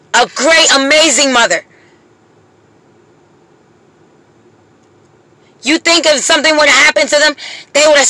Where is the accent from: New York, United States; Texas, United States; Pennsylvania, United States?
Pennsylvania, United States; now in Jacksonville, United States; I'm from Pennsylvania